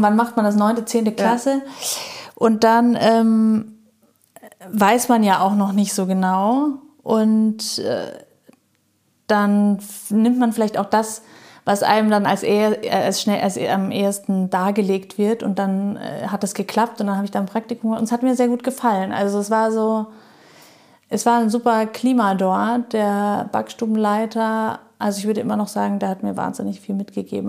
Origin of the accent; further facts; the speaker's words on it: Munich, Bavaria, Germany; moved away as an adult; ich bin da groß geworden